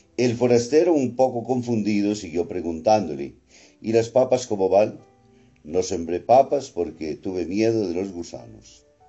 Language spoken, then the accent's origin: Spanish; Colombia; nosotros como colombianos